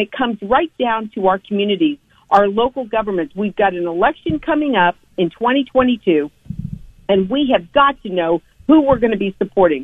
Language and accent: English; United States; We, as American Christians